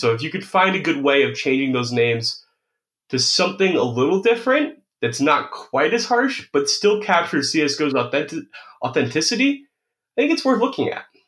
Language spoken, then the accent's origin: English; United States; I'm an American